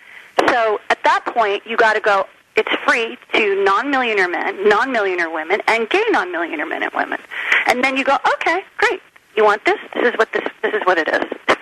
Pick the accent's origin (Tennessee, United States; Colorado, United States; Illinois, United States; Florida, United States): Florida, United States; Miami; also born or lived in New Jersey; I mean, I grew up in Miami was really my home more than Jersey, because it was the place we went to have vacation and holidays.